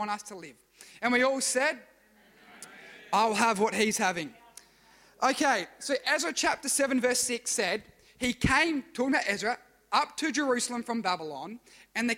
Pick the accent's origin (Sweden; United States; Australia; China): Australia; Adelaide Hills, South Australia; I grew up in the Adelaide Hills